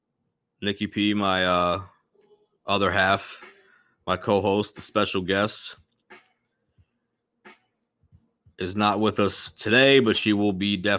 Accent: Indianapolis, Indiana, United States; …, I'm from Indianapolis.

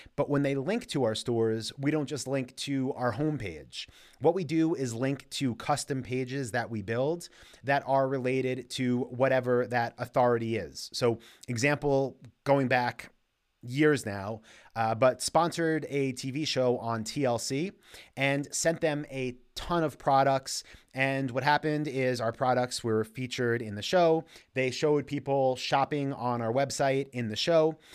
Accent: New York, United States; I grew up in New York

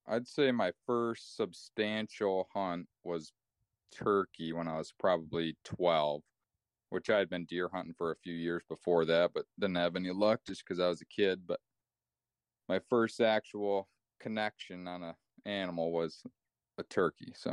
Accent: Wauseon, Ohio, United States; Uh, I'm from Wauseon.

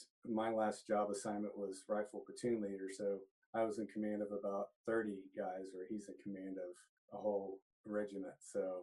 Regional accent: Mustang, Oklahoma, United States; also born or lived in Corpus Christi, Texas; my family moved to Oklahoma, the Oklahoma City area, when I was 2 years old. But I grew up out in Mustang, Oklahoma, out just west of town, out in the country.

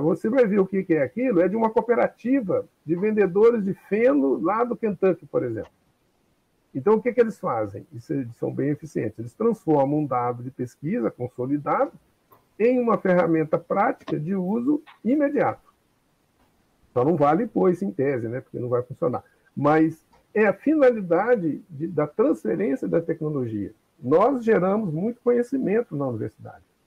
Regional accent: Cajuri, Minas Gerais, Brazil; eu lembro quando eu era criança, lá na minha cidade de Cajuri

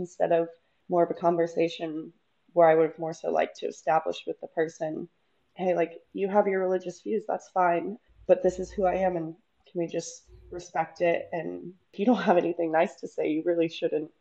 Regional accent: the South, United States; I'm from the South in the United States, and it's definitely a more narrow-minded area to be

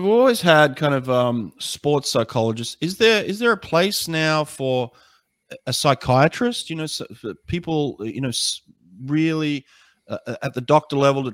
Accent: Australia; moved away as an adult; now in United States; I'm an American now, but I grew up Australian. I represented Australia at two Olympics

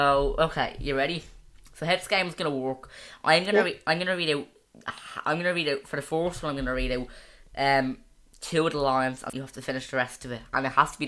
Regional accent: Ireland; I'm not American, I'm Irish

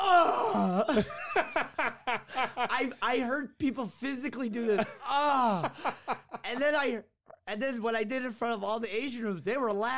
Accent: Yemen; I'll just be like, I'm from Yemen, and this is that.

